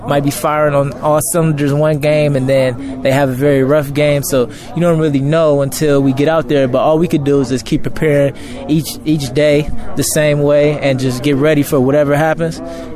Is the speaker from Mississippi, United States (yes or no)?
no; Los Angeles, California, United States; moved away; I went home in my hometown, Los Angeles, California